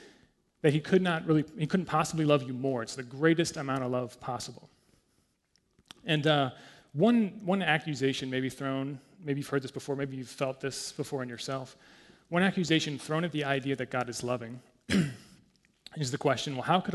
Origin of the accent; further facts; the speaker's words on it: United States; I'm American